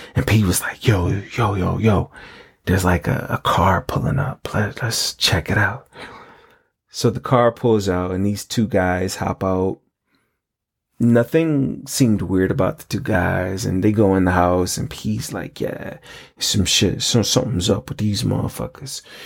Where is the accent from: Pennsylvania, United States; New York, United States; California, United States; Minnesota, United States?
New York, United States; I'm originally from New York, my roots were planted in Mississippi. That's where my family's from.